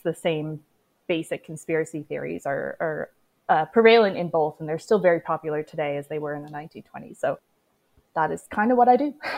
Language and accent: English; Canada; I am Canadian